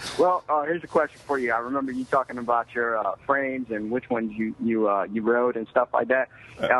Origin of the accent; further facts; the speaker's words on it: New York, United States; also born or lived in Puerto Rico / Fort Huachuca, Arizona; now in Fort Lewis, Washington, United States; I'm originally from New York, but nationality and family from Puerto Rico.